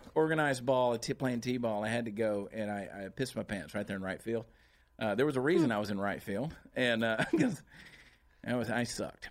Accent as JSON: {"language": "English", "town": "Augusta", "region": "Georgia", "country": "United States", "tie": "born or raised there", "said": "CJ and I are from the same hometown in Augusta, Georgia"}